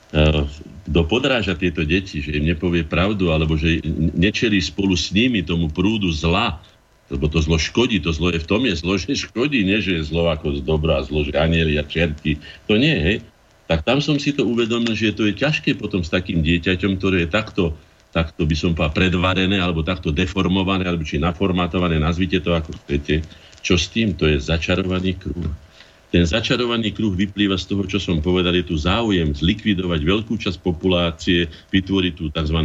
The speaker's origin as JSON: {"language": "Slovak", "country": "Slovakia", "said": "som ja Slovák"}